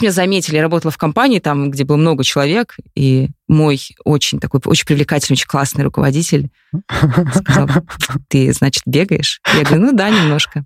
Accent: Khimki, Moscow Oblast, Russia; я выросла в Химках

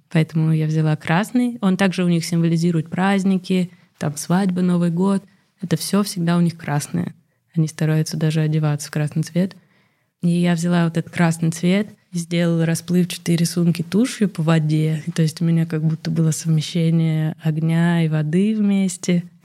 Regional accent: Russia; accent: Russian; Наверное, я говорю с ужасным русским акцентом.

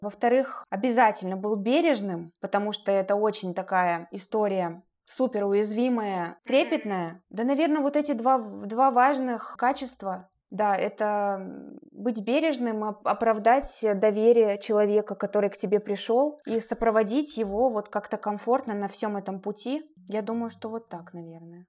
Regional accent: Chelyabinsk, Chelyabinsk Oblast, Russia; moved away; Челябинск, откуда я родом

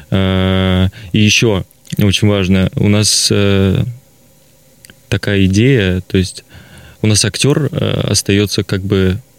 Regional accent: Surgut, Khanty-Mansi Autonomous Okrug, Russia; Вообще, я, я из Сургута.

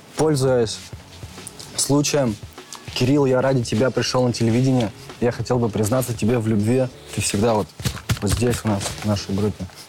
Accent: Tyumen, Tyumen Oblast, Russia; Я из Тюмени

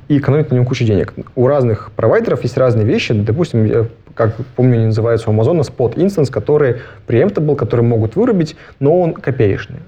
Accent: Shelekhov, Irkutsk Oblast, Russia; now in Innopolis, Russia; Я вырос в Шелихове, это такой маленький пригород

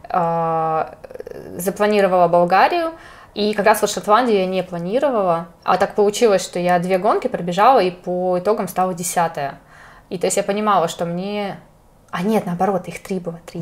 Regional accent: Chelyabinsk, Chelyabinsk Oblast, Russia; я из Челябинска

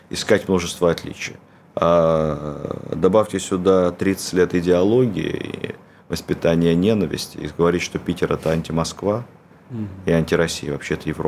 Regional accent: Cherkasy Oblast, Ukraine; born there; я родился в Центральной Украине.

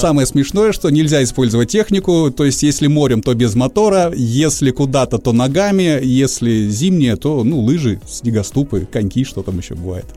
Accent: Sakhalin Oblast, Russia; наш Сахалин и Курильские острова

